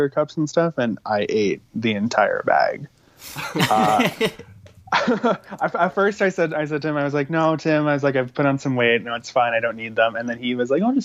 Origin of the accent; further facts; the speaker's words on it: Saskatchewan, Canada; in my family, we have, you know, we're from Saskatchewan.